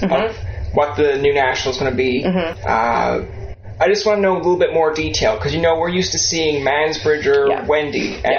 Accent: Newfoundland and Labrador, Canada; I'm a Newfoundlander

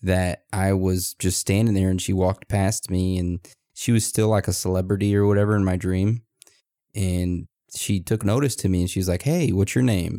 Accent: Texas, United States; born or raised there; now in Maine, United States

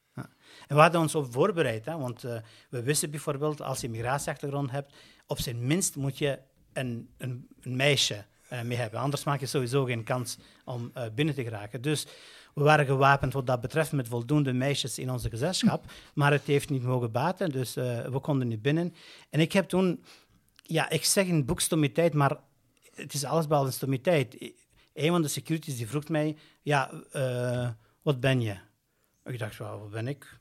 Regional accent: Brussels, Brussels-Capital Region, Belgium; als Brusselaar, net als Brusselaar en als een Brusselaar met migratieachtergrond

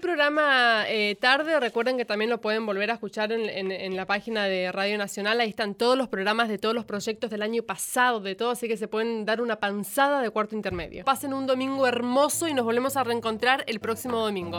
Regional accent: Presidencia Roque Sáenz Peña, Chaco, Argentina; moved away as an adult; now in Buenos Aires, Argentina; yo vengo de Sespeña, Chaco, venía a Buenos Aires con todos esos miedos

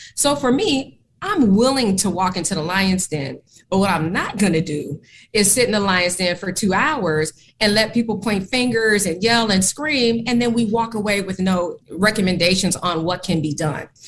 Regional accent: Oakland, California, United States; moved away as an adult; also born or lived in Portland, Oregon; now in Philadelphia, United States; my hometown of Oakland, California, that's where I'm from

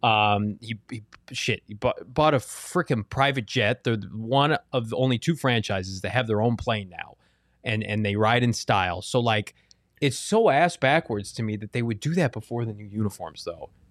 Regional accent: Chicago, Illinois, United States; moved away; I grew up in Chicago

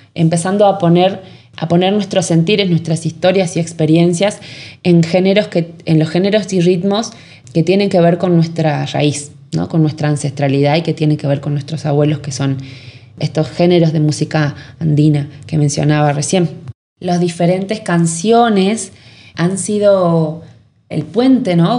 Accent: San Salvador de Jujuy, Jujuy, Argentina; yo soy nacida en San Salvador de Jujuy, en la ciudad de Jujuy, la capital

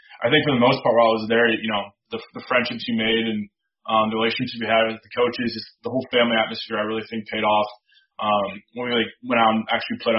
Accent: Midwest, United States; growing up in the Midwest

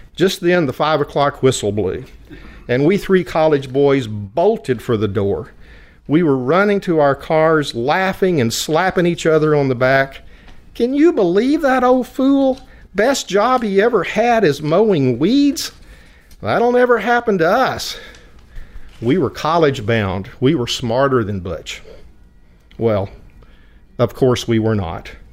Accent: West Texas, United States; accent: West Texas twang; I was born and raised in an oil field community of white bread, whole milk, Friday night football, and Sunday pot roast. Everyone spoke English with a West Texas twang

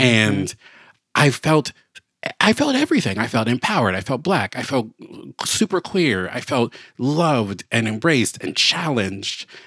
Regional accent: Baltimore, Maryland, United States; moved away as an adult; I moved back to my hometown of Baltimore

